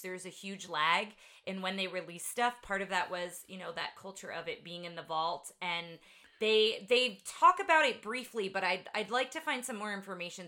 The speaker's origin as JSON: {"language": "English", "region": "New Jersey", "country": "United States", "tie": "born or raised there", "moved": "as an adult", "lives_now": "Texas, United States", "said": "I grew up in New Jersey"}